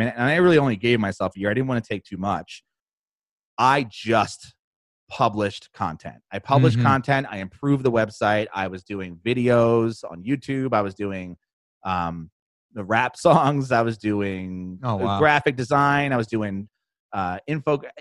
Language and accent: English; New Jersey, United States; I am from New Jersey